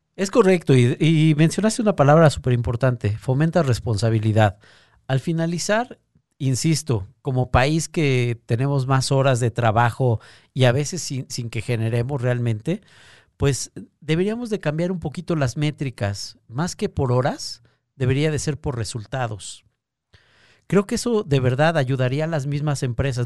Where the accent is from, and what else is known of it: Mexico